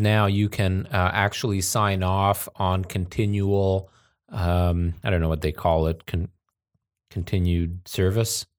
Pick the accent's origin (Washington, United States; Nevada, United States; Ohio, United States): Nevada, United States; Las Vegas; moved away; a kid growing up in Vegas, I, uh, we lived at that time in, so we lived in Summerlin